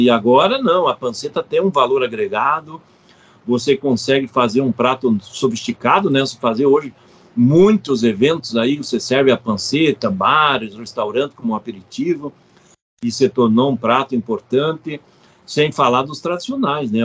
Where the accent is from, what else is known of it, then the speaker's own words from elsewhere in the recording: South Region, Brazil; eu sou do Sul, nós temos uma tradição de consumir mais suíno